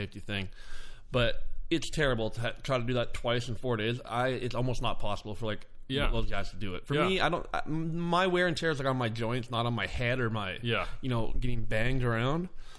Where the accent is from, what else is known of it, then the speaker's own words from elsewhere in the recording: Renton, Washington, United States; I grew up in Renton my whole life